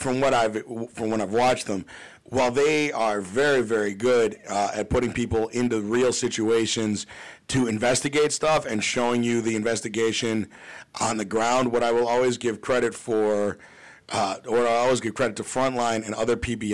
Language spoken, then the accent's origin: English; Glenview, Illinois, United States; I grew up in Glenview